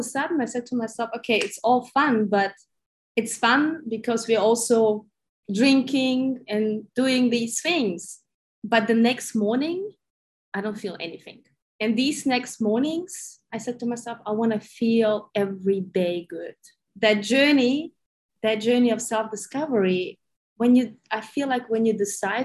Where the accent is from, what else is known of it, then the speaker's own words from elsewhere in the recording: Germany; moved away as an adult; also born or lived in Ukraine / Sydney, Australia; I was born in Ukraine. I grew up in Germany, spent like 30 years almost in Germany.